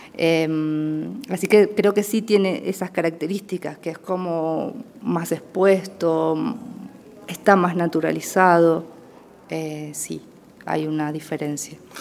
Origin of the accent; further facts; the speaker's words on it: Entre Ríos, Argentina; also born or lived in Paraná; nací en un pueblo de una eh, provincia que se llama Entre Ríos